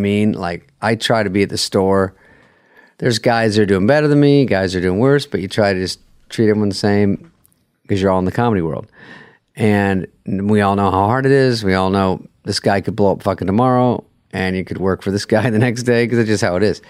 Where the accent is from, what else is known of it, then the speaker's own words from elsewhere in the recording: Arizona, United States; I'm from Arizona